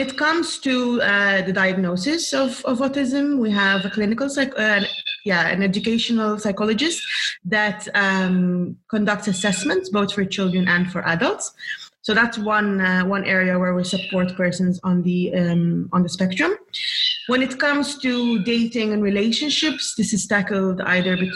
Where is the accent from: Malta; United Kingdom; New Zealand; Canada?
Malta; I'm from Malta